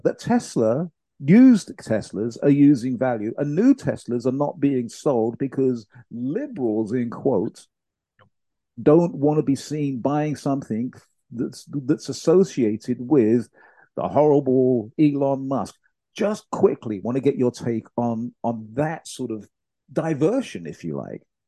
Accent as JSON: {"language": "English", "country": "United Kingdom", "said": "my home country, the UK"}